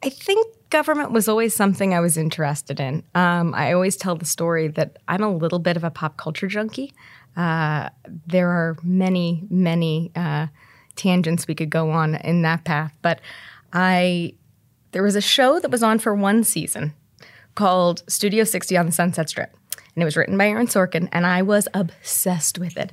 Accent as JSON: {"language": "English", "town": "Terre Haute", "region": "Indiana", "country": "United States", "tie": "born or raised there", "lives_now": "Indianapolis, United States", "said": "I grew up in Terre Haute"}